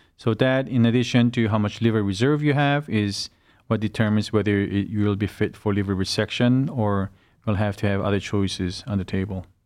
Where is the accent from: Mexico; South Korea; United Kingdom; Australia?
South Korea; moved away as an adult; now in Cleveland, United States; I had most of my education uh, back in South Korea. And I developed my career back in South Korea